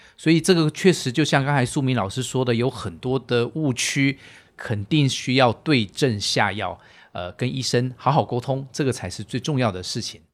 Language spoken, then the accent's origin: Chinese; Taiwan; moved away as an adult; now in Shanghai, China; 我来自于台湾，过往是从事实验室的工作